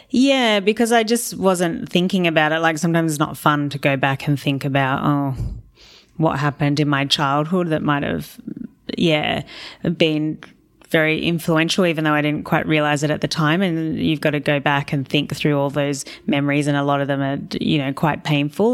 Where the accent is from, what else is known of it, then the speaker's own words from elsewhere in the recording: Australia; I work in kilos 'cause I'm Australian